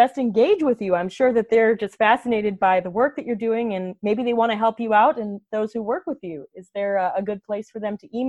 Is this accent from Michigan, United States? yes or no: yes; Dearborn, Michigan, United States; Growing up in Dearborn, Michigan, there is a minority language, a very vibrant minority language of Arabic speakers in Dearborn.